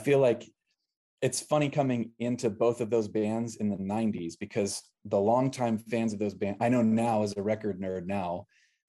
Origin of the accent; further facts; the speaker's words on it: Northwest Florida, United States; growing up in Northwest Florida